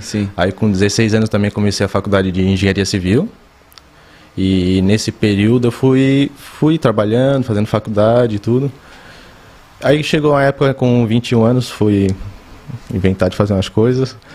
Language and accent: Portuguese; São José, Santa Catarina, Brazil; moved away as an adult; also born or lived in Criciúma; now in Itapema, Brazil; Eu nasci em Criciúma, mas morei a vida toda ali em São José, Florianópolis